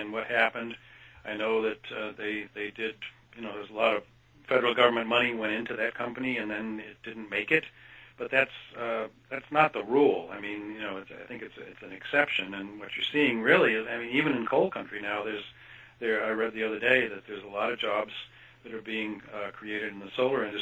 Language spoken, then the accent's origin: English; Kansas, United States; moved away; I grew up in Kansas, actually, for part of my life, and went to the University of Kansas